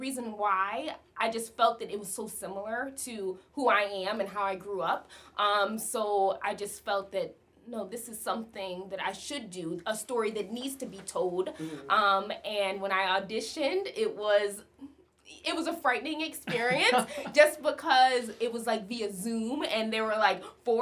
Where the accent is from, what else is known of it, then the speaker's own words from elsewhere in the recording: Bartlett, Illinois, United States; moved away; also born or lived in Los Angeles; Originally, I'm from Chicago, Illinois, but a small town within Illinois, Bartlett